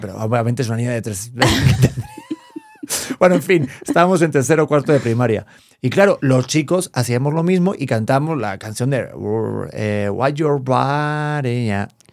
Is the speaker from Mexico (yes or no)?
no; Spain; moved away; mi infancia en España